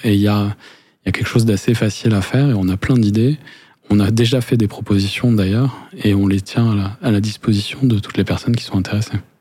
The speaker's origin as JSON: {"language": "French", "country": "France", "accent": "French", "said": "nos accents français"}